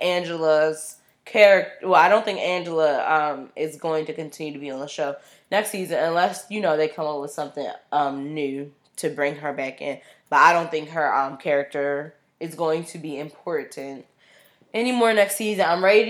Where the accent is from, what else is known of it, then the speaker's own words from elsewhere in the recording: Brooklyn, New York, United States; I don't know what I was thinking, but I grew up in Brooklyn, and I felt like Jennifer had edge.